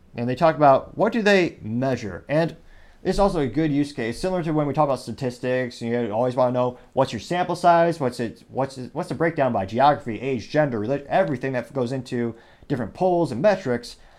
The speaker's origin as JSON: {"language": "English", "country": "United States", "said": "as an American"}